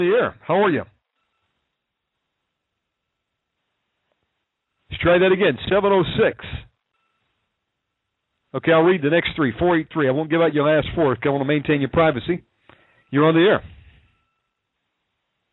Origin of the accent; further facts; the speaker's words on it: Georgia, United States; accent: southern; moved away; also born or lived in Texas / Alaska / California / Okinawa; I can judge a southern accent. I was born in Georgia. I'm a redneck